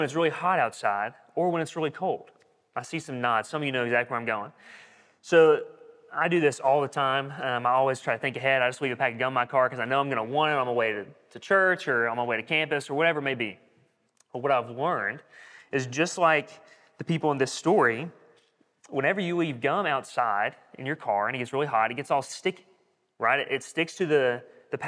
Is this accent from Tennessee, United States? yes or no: no; Corbin, Kentucky, United States; moved away; I'm from Corbin, Kentucky.